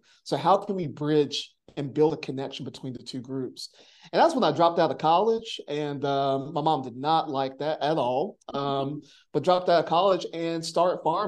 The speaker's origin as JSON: {"language": "English", "town": "Monroe", "region": "North Carolina", "country": "United States", "tie": "born or raised there", "said": "I was born and raised in Union County, Monroe, North Carolina, and I was exposed to like country living, but not farming"}